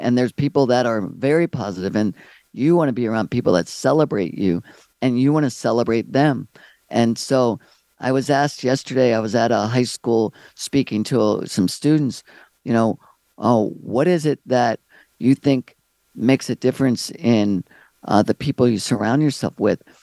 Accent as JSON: {"language": "English", "region": "Maryland", "country": "United States", "also_born_or_lived": "California", "moved": "as an adult", "said": "I'm from Maryland"}